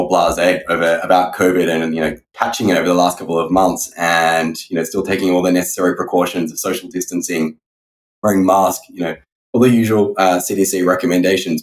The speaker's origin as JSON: {"language": "English", "town": "Sydney", "region": "New South Wales", "country": "Australia", "tie": "born or raised there", "moved": "yes", "said": "I hail from Sydney, Australia. I originally grew up in a family of entrepreneurs"}